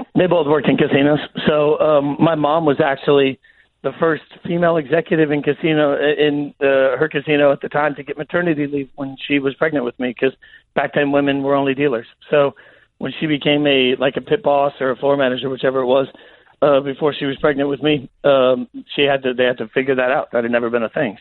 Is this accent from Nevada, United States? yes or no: yes; Las Vegas, Nevada, United States; moved away; also born or lived in Nashville; I grew up in Vegas as a little kid